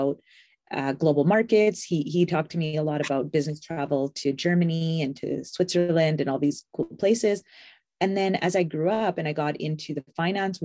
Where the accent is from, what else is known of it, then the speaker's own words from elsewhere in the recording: Edmonton, Alberta, Canada; I grew up here in Edmonton, born and raised